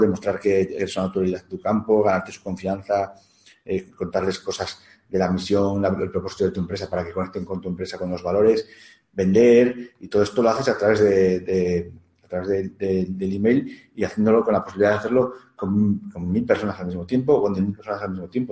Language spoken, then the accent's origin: Spanish; León, Castile and León, Spain; also born or lived in Portugal; soy de León